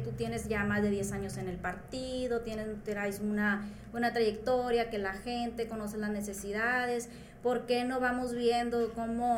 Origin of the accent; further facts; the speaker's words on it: Culiacán, Sinaloa, Mexico; soy de aquí de Culiacán, vengo de la colonia 21 de marzo